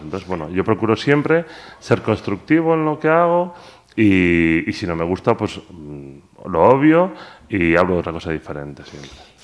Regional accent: Pontevedra, Galicia, Spain; Todo el mundo sabe que soy de Pontevedra, que soy gallego

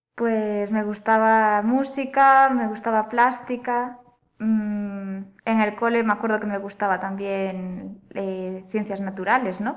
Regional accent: Oia, Galicia, Spain; also born or lived in Vigo; now in Tui, Spain; yo nací en Vigo, pero siempre digo que me crié más bien en Santa María de Olla

